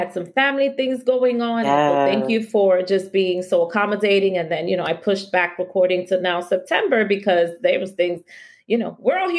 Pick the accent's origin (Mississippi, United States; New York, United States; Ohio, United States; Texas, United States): New York, United States; New York City; We Washington Heightsters